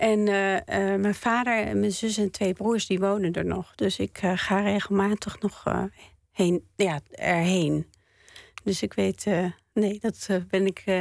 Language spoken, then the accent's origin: Dutch; Northern District, Israel; Want ik kom uit het noorden van Israël en daar is het heel erg groen.